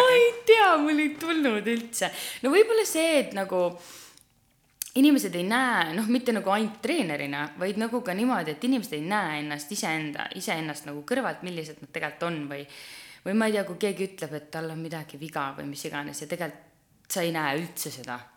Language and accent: Estonian; Türi, Järva County, Estonia; ma olen Türilt pärit tüdruk